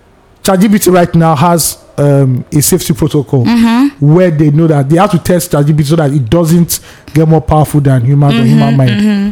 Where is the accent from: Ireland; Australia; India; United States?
Ireland; I'm actually from Ireland, and I have followed you guys from the beginning of the pod.